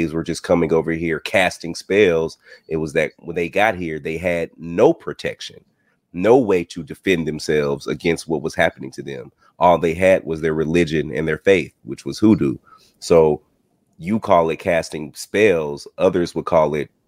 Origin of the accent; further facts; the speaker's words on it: Texas, United States; now in Georgia, United States; I'm from the South. I'm from Texas